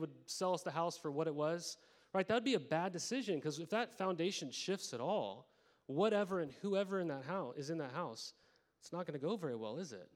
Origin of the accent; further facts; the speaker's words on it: Montana, United States; moved away; I grew up in Montana